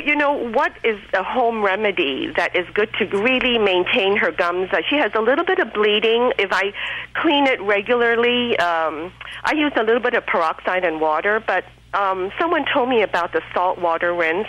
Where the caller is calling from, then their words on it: Torrance, California, United States; Hi, I'm calling from Torrance, California.